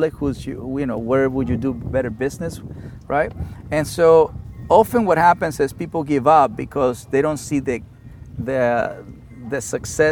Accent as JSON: {"language": "English", "country": "Mexico", "also_born_or_lived": "Inglewood, California", "second_language": "English", "moved": "yes", "lives_now": "United States", "said": "the Mexican guy"}